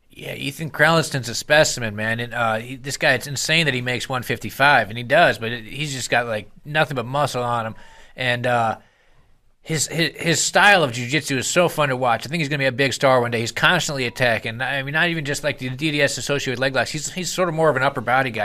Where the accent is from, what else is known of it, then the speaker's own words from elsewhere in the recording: Chicago, Illinois, United States; I'm from Chicago